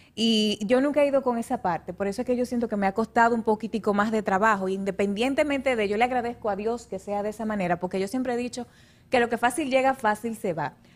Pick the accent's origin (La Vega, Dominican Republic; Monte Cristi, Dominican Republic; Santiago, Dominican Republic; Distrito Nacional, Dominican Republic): La Vega, Dominican Republic; desde mi ciudad, la provincia de La Vega, en República Dominicana